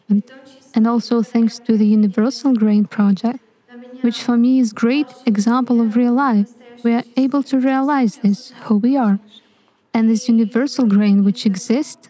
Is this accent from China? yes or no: no; Czechia; I'm from the Czech Republic.